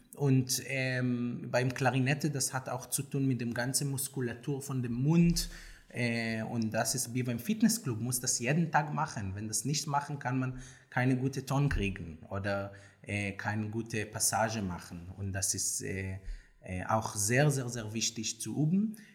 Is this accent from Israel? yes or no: yes; Tel Aviv, Tel Aviv District, Israel; German is a second language; moved away as an adult; now in Berlin, Germany; ich komme aus Tel Aviv